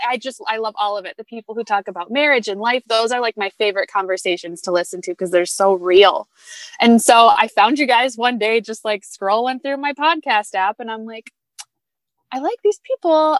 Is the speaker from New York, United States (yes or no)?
no; Grand Rapids, Michigan, United States; I am from Grand Rapids, Michigan